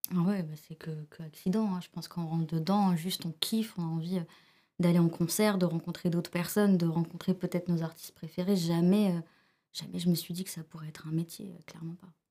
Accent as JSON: {"language": "French", "area": "Seine-Saint-Denis", "region": "Île-de-France", "country": "France", "tie": "born or raised there", "also_born_or_lived": "Algeria", "second_language": "French", "said": "j'ai grandi dans toute la banlieue, enfin j'ai grandi dans le 93"}